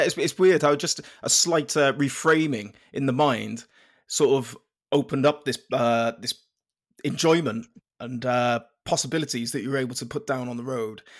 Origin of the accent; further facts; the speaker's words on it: Penarth, Wales, United Kingdom; I'm from Penarth down in South Wales